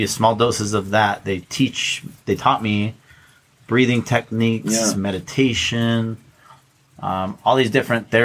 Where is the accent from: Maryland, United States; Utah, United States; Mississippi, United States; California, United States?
Utah, United States; Orem; moved away as an adult; also born or lived in Arizona; now in Hawaii, United States; I was born and raised in Utah